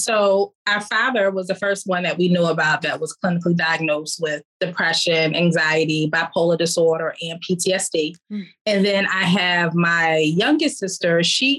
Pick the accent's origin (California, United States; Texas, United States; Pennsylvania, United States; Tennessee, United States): Pennsylvania, United States; Philadelphia; So I grew up in Philadelphia. I grew up in a household with both parents. I had five brothers and three sisters.